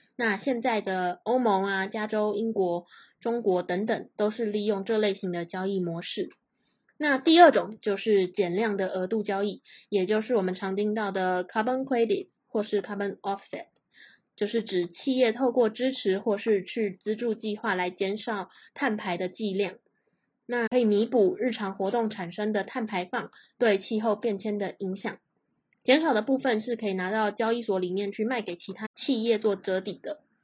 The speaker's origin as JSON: {"language": "Chinese", "country": "Taiwan", "also_born_or_lived": "United States", "said": "我们台湾人"}